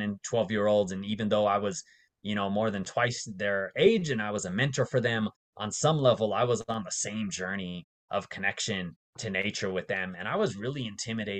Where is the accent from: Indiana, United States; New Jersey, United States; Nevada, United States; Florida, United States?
Nevada, United States; Las Vegas; moved away as an adult; also born or lived in Bay Area, California; I grew up mostly in Las Vegas